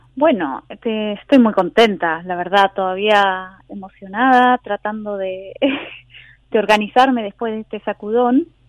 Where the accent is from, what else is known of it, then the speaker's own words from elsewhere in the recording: Argentina; now in Berlin, Germany; como argentina yo vengo de una tradición